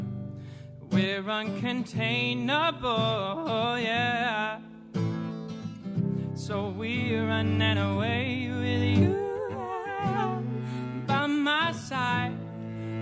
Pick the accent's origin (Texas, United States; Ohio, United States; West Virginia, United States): West Virginia, United States; Teays Valley; also born or lived in Richmond; I grew up in Taze Valley